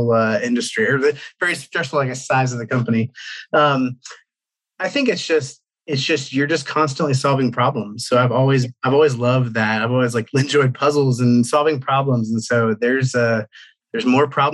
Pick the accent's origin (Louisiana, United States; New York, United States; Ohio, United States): Ohio, United States; Cincinnati; moved away as an adult; also born or lived in Atlanta, Georgia; I grew up in Ohio, Cincinnati, Ohio